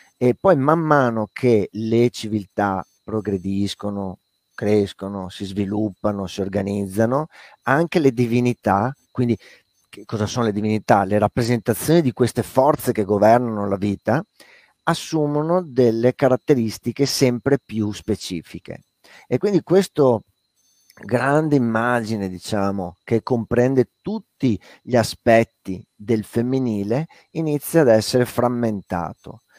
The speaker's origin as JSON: {"language": "Italian", "town": "Padua", "region": "Veneto", "country": "Italy", "tie": "born or raised there", "also_born_or_lived": "Lazio", "moved": "as an adult", "said": "io sono nato e vissuto a Padova, eh, però non parlo a dialetto veneto, i miei non han mai parlato perché non son veneti"}